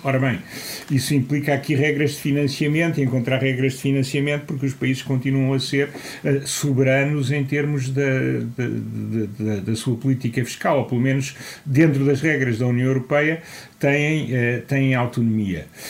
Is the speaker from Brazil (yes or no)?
no; Portugal; sendo português